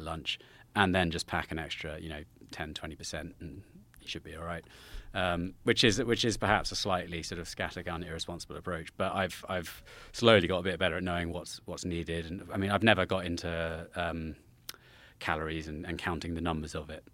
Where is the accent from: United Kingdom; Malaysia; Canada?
United Kingdom; Salisbury, South West England; just close to Salisbury in the southwest of England. Uh, I, about ten miles from Stonehenge, down there